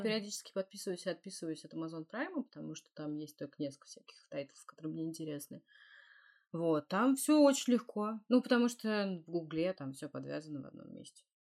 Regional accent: Russia; я из России

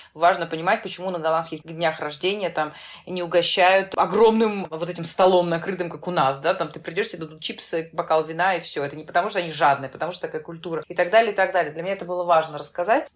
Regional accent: Saint Petersburg, Russia; moved away as an adult; now in Netherlands; я из Петербурга

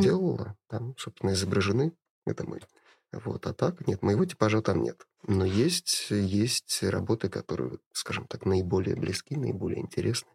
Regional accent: Saint Petersburg, Russia; я коренной ленинградец, и у меня как у жителя города, как у человека, родившегося в этом городе

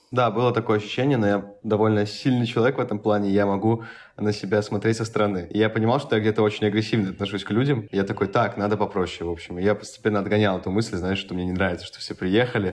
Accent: Saint Petersburg, Russia; я, в принципе, из Петербурга

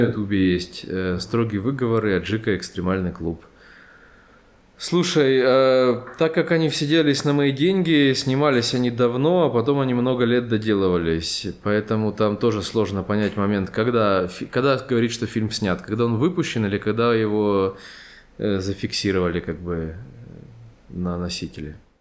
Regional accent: Rostov-on-Don, Rostov Oblast, Russia; moved away as an adult; now in Yerevan, Armenia; Я же родом из Ростова-на-Дону

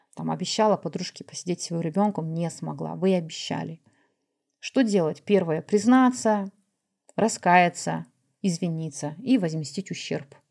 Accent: Kazakhstan; я тоже казашка, я выращена в традициях

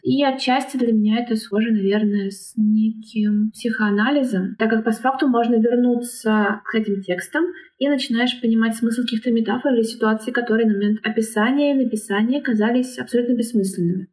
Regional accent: Nizhny Novgorod, Nizhny Novgorod Oblast, Russia; moved away as an adult; now in Warsaw, Poland; я изначально из Нижнего Новгорода, но последние полгода проживаю в Варшаве

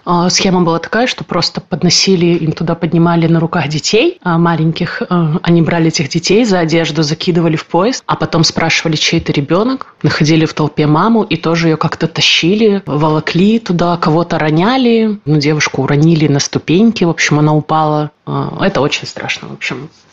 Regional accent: Kyiv, Ukraine; moved away as an adult; мне 30, а, я из Киева.

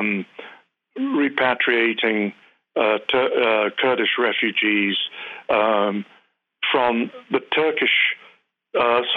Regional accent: United Kingdom; moved away as an adult; now in United States; I'm a Brit. Although I've been here for 35 years, I've not become an American citizen.

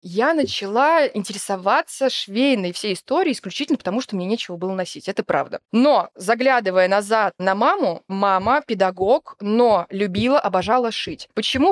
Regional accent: Tula Oblast, Russia; moved away as an adult; also born or lived in Yekaterinburg area; И в Тульской области я жила, получается, с трех лет, с двух до семнадцати.

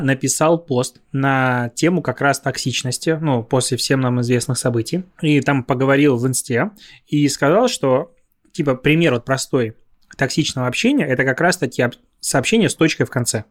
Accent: Belarus; moved away; я белорус, у меня права белорусские

